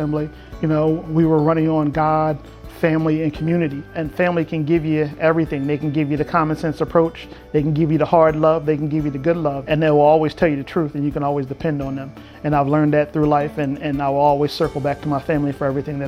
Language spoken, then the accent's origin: English; Ocean City, New Jersey, United States; I was born in Ocean City, New Jersey. The real Ocean City, not Ocean City, Maryland.